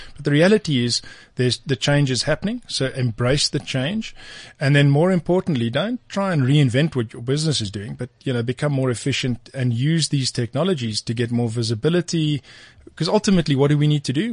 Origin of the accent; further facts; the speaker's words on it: South Africa; as a South African